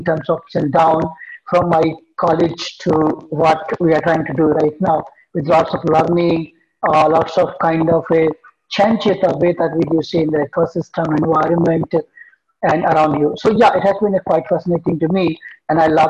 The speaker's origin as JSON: {"language": "English", "town": "Agra", "region": "Uttar Pradesh", "country": "India", "tie": "born or raised there", "also_born_or_lived": "Kolkata", "moved": "as an adult", "lives_now": "Bangalore, India", "said": "then I moved down to my hometown, Agra. I spent 2 years there to build that business from my hometown."}